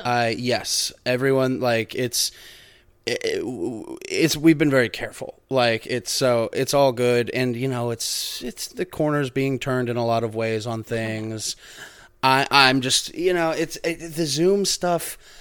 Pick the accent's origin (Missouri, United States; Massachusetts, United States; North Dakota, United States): Missouri, United States; we're from Missouri. So we're really just, you know, uh, Missourians.